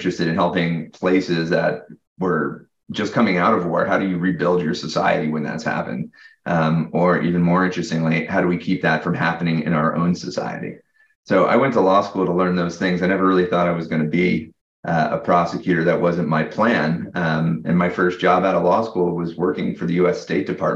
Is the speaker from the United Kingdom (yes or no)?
no; Atlanta, Georgia, United States; I grew up in Atlanta, Georgia